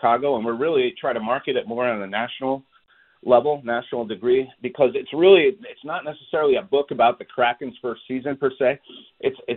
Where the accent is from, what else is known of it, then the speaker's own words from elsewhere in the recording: Canada; also born or lived in Montreal, Canada / Toronto, Canada; now in Seattle, United States; I grew up in Montreal and Toronto